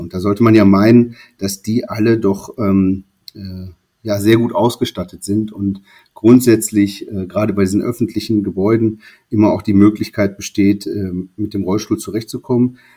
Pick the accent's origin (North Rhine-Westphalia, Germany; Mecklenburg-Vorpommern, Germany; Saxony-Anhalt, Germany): North Rhine-Westphalia, Germany; Ich bin auf, äh, in einem kleineren Dorf groß geworden am Niederrhein